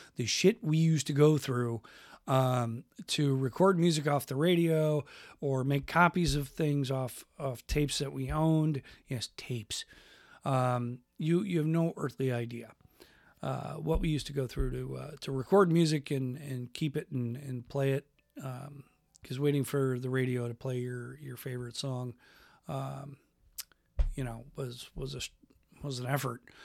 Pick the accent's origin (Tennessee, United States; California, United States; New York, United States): New York, United States; Western; now in Washington, United States; where I grew up in Western New York, we had Hess gas stations